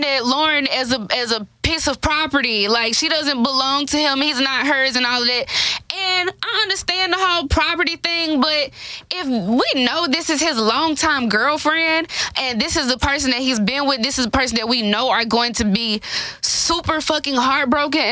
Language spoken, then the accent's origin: English; Memphis, Tennessee, United States; I'm from Memphis